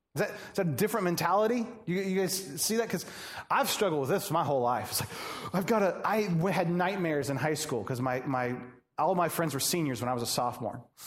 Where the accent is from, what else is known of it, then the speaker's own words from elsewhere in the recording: Atlanta, Georgia, United States; now in Joliet, United States; I'm from Atlanta